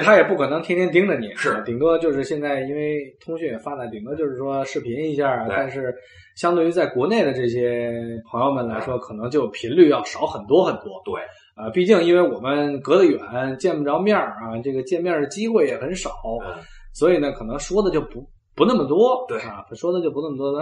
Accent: Beijing, China; moved away as an adult; now in Germany; 我跟不傻都是北京长大的

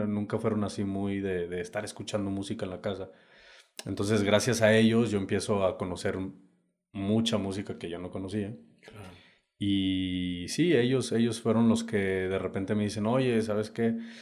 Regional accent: Saltillo, Coahuila, Mexico; moved away as an adult; also born or lived in United States; now in Oaxaca, Mexico; yo vengo del norte, Saltillo, Coahuila, para ser exacto. Ahorita, bueno, ahí nací.

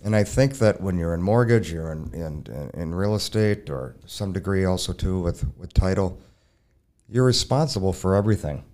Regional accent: Burnsville, Minnesota, United States; I'm originally from Burnsville

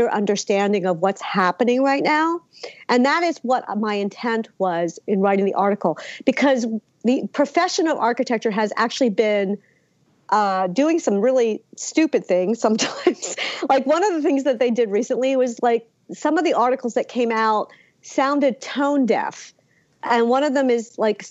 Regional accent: Philadelphia, Pennsylvania, United States; I'm American. I was born in Philly

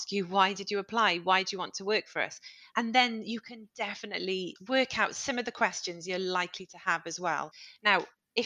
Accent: United Kingdom; as British people

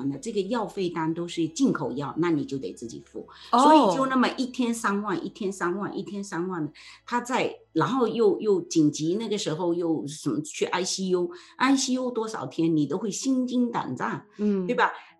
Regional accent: China; 租的房在我们中国人传统中，租的房子你怎么会去装修呢？

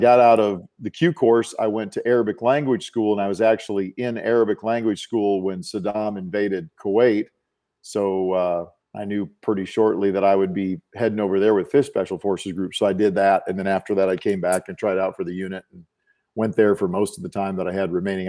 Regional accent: South Dakota, United States; moved away as an adult; I grew up in South Dakota

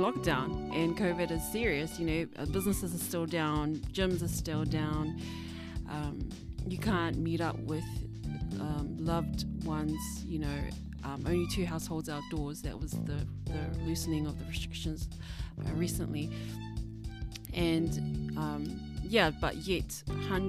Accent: Auckland, New Zealand; I'm from Auckland, so I'm still living in Auckland

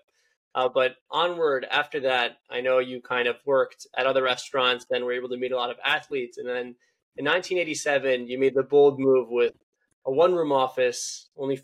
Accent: Philadelphia, Pennsylvania, United States; my hometown, Philadelphia Eagles

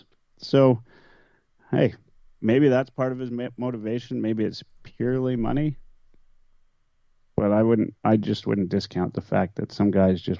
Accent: Canada; those of us that grew up here and dreamt of playing for our home city

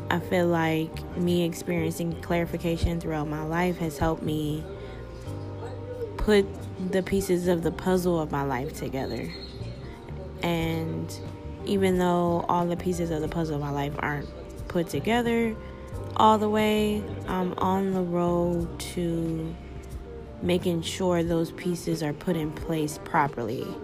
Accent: Upland, California, United States; also born or lived in Toledo, Ohio; I'm from Upland, California, along with Toledo, Ohio, and both of those places are two totally different worlds.

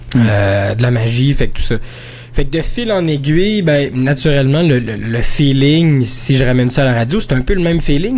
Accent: Quebec, Canada; je viens du Québec, mais j'ai travaillé pendant longtemps là, dans, dans, dans, dans la communauté francophone

